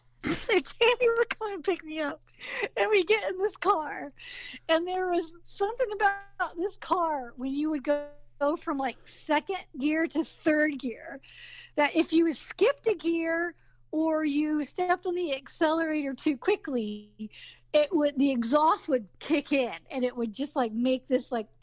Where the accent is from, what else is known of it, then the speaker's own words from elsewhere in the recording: the South, United States; accent: Southern; And because I have a very Southern, not a Georgian accent. I don't sound like I'm from Georgia.